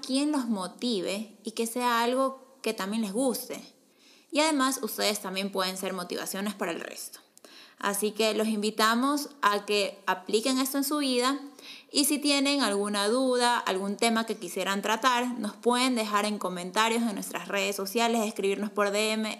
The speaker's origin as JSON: {"language": "Spanish", "country": "Ecuador", "said": "soy de Ecuador"}